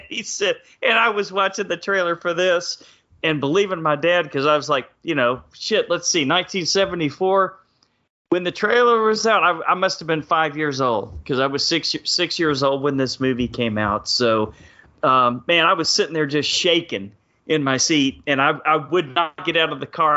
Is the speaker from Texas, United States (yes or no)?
yes; Texas, United States; growing up in Texas